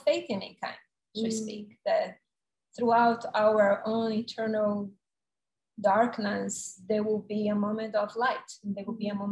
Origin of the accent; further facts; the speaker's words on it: Salvador, Bahia, Brazil; now in New York City, United States; I came from my hometown, Salvador, to New York, and I stayed here the rest of my life.